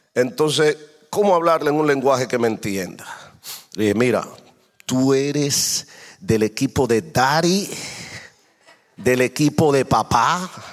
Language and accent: Spanish; Dominican Republic; moved away; yo vengo de otro contexto diferente. Yo soy dominicano